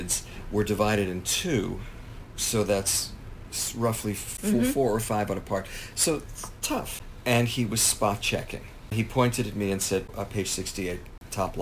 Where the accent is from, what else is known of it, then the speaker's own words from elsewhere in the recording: Merrick, New York, United States; also born or lived in Little Neck, Queens, New York; We moved, as I say, from nine. It was a big deal in my childhood. We moved from Little Neck, Queens to Merrick, Long Island